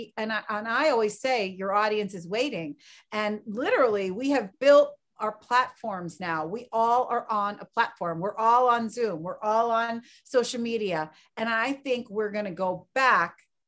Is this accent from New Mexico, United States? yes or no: no; Philadelphia, Pennsylvania, United States; moved away as an adult; also born or lived in Chicago; my hometown of Philadelphia